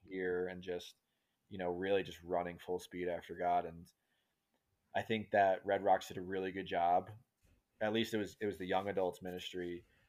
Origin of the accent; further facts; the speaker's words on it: New York, United States; moved away; I'm from New York originally. You mentioned it from the East Coast, right outside New York City. And, um, just grew up with an absolutely amazing family